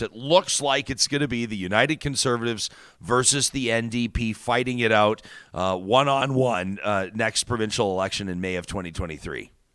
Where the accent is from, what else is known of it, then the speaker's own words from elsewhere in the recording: Calgary, Alberta, Canada; I grew up in Calgary